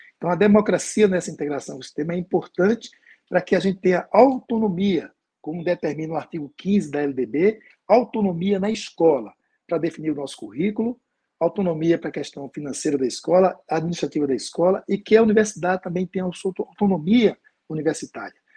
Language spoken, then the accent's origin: Portuguese; Pernambuco, Brazil; Eu sou de Pernambuco